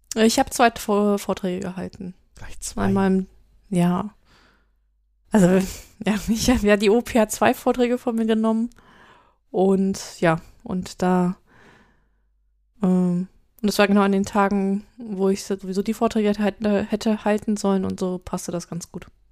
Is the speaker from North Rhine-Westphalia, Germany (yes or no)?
yes; Düsseldorf, North Rhine-Westphalia, Germany; ich habe meine Jugend und meine wilde Zeit auch eher in Düsseldorf verbracht als in Köln